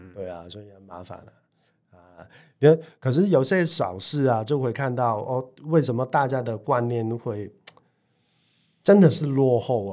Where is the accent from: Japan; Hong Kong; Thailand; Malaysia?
Hong Kong; now in Taiwan; 我们香港人